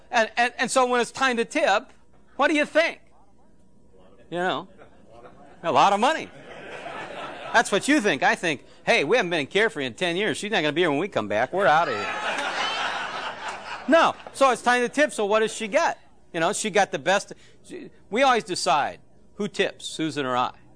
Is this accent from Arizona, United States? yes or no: yes; Phoenix, Arizona, United States; I'm from Phoenix